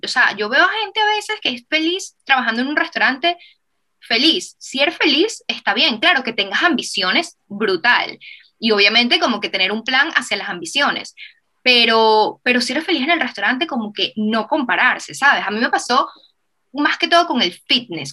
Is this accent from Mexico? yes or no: no; Venezuela; moved away; nosotros venimos de Venezuela, que era un país que estaba como que súper destruido